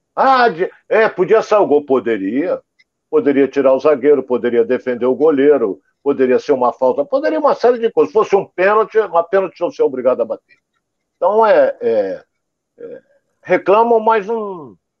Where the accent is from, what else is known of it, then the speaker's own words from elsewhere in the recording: Rio de Janeiro, Brazil; nós somos aqui do Rio